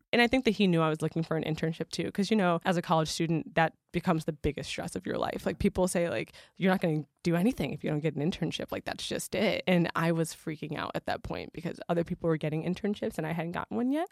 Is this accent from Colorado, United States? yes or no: no; Michigan, United States; moved away; I'm from Michigan, also feeling a little bit out of place there 'cause I'm not a Southern girl